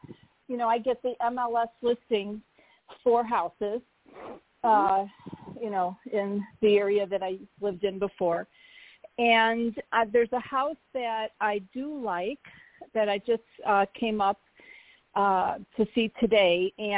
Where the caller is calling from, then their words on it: Arizona, United States; I can't. I'm literally stuck in Arizona.